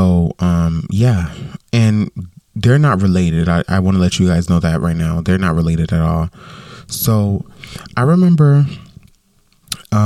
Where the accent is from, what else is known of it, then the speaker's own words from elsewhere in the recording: Westside, Florida, United States; moved away; I grew up in Westside, which is a neighborhood, you know, that I grew up